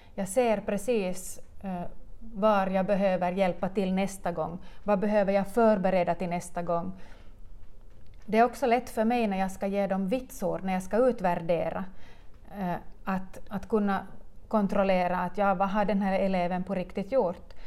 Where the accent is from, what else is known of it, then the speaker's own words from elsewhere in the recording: Munsala, Ostrobothnia, Finland; jag är hemma från Munsala